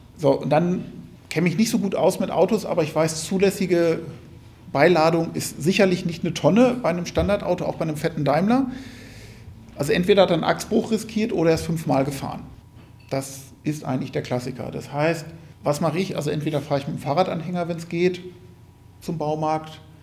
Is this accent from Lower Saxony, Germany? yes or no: yes; East Frisia, Lower Saxony, Germany; ich komme aus Ostfriesland